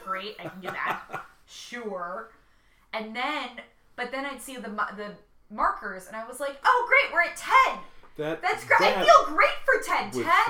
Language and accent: English; United States; being American